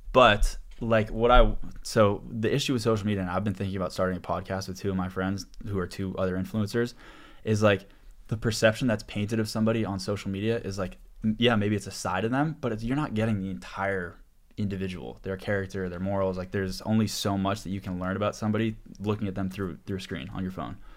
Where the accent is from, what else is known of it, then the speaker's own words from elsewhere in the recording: Boston, Massachusetts, United States; moved away as an adult; also born or lived in New Orleans; one of my co-founders I grew up with back in Boston